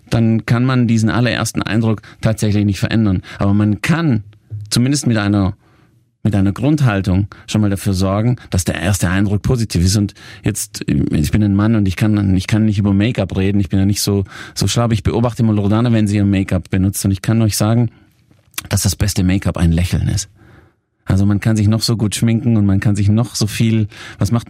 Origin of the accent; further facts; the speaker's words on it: Italy; Ihr müsst euch vorstellen, ich bin Italiener, ich habe mich auch immer sehr italienisch gekleidet mit meinen talierten Anzügen.